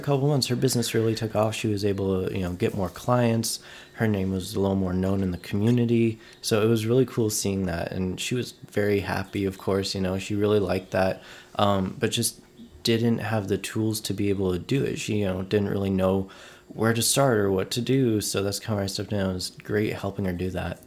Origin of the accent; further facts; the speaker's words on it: Oceanside, California, United States; now in San Diego, United States; I'm from Oceanside, California. Born and raised, uh, lived here for the first twenty-three years of my life, um, and then recently moved to San Diego